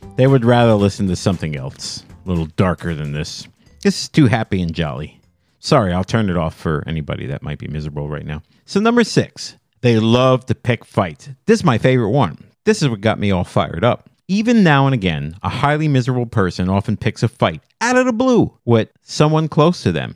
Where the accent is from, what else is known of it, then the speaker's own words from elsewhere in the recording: New Jersey, United States; I'm from Jersey.